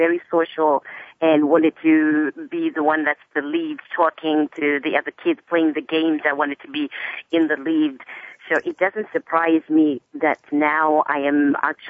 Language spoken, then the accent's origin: English; Zimbabwe; I was born and raised in Zimbabwe